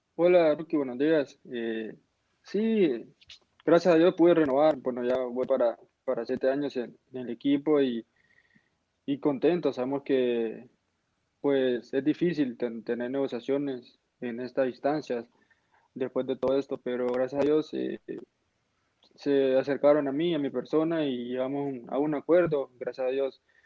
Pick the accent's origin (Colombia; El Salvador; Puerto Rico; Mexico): El Salvador; como salvadoreño